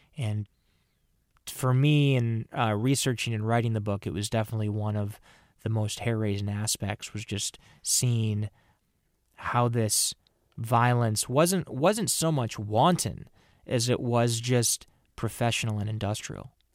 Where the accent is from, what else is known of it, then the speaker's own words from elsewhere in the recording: Minnesota, United States; I'm from Minnesota.